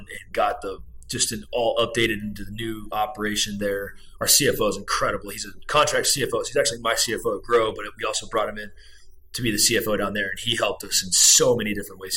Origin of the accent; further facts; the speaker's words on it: Brownfield, Texas, United States; now in Dallas, United States; I grew up on a farm out in Brownfield, Texas